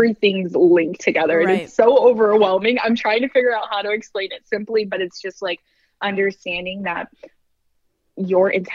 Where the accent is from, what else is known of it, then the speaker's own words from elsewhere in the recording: Michigan, United States; I'm from the Midwest. I'm from Michigan.